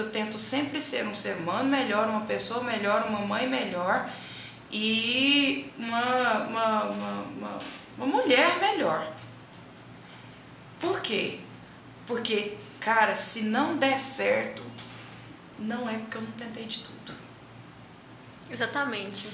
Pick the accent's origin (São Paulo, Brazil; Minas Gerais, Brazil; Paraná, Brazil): Minas Gerais, Brazil; Uberlândia; a gente é de Uberlândia, para quem não sabe, nós somos de Uberlândia. E a gente morava no São Jorge, que é na periferia de Uberlândia